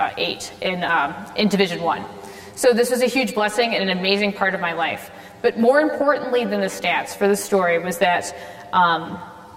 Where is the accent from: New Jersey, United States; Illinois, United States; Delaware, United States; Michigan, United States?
Illinois, United States; Rockford; also born or lived in Chicago; I was born and raised in Rockford, Illinois